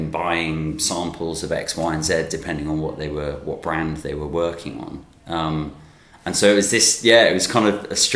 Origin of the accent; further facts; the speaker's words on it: North Lincolnshire, Yorkshire and the Humber, United Kingdom; I grew up in North Lincolnshire